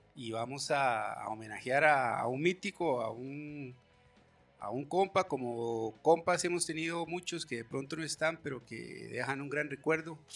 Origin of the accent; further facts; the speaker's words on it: San José, Costa Rica; creciendo en Chepe